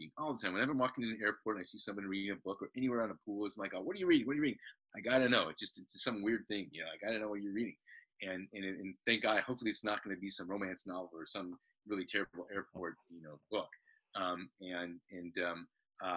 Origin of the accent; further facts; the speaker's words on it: Albuquerque, New Mexico, United States; moved away as an adult; also born or lived in Indianapolis, Indiana / Denton, Texas; now in California, United States; I was born in Indianapolis, actually, but I grew up in Albuquerque. Great place to be a kid.